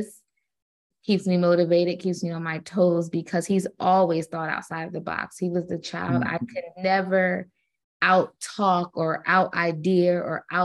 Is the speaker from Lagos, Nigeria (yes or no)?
no; Kaduna, Kaduna State, Nigeria; It's a Nigerian name. I was born in Kaduna, Nigeria. I'm Edo